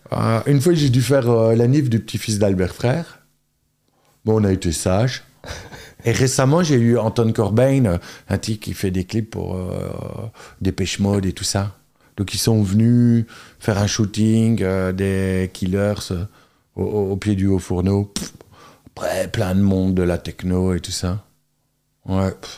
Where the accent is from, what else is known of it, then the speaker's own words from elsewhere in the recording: Charleroi area, Wallonia, Belgium; also born or lived in Antwerp / London; j'ai grandi à Girpine enfin vierge poterie. Donc tu vois, je dis toujours, euh, quand ça nous arrange, on est Carolo